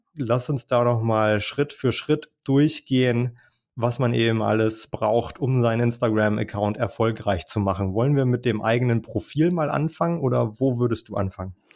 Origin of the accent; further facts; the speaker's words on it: Schleswig-Holstein, Germany; accent: Plattdeutsch; ich komme ja aus Schleswig-Holstein. Ich spreche Plattdeutsch